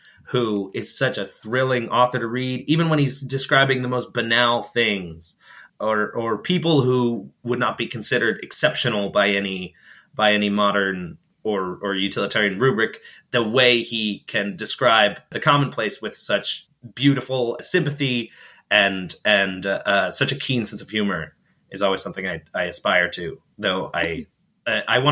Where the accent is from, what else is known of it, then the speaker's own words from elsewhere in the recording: New York, United States; moved away as an adult; now in Galicia, Spain; I was born in New York. I was raised there for some 17 odd years